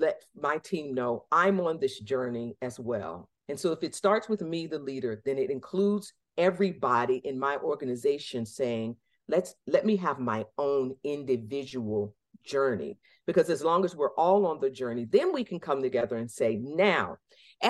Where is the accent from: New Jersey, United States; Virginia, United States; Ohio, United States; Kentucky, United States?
Virginia, United States; Norfolk; moved away as an adult; now in Massachusetts, United States; I was born in Norfolk Community Hospital in 1969